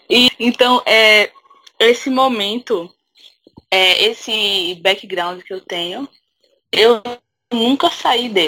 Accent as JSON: {"language": "Portuguese", "region": "Pernambuco", "country": "Brazil", "said": "eu sou de Pernambuco. É, professora agora, e tenho 24 anos e sou é, evangélica desde que eu me entendo por gente."}